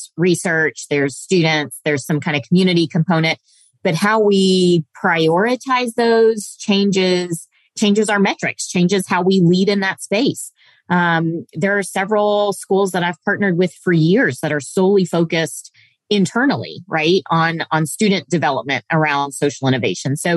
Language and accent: English; Indonesia; also born or lived in Cape Town, South Africa; now in Lexington, United States; I was born in Lexington, Kentucky. I was born here, but was raised in Indonesia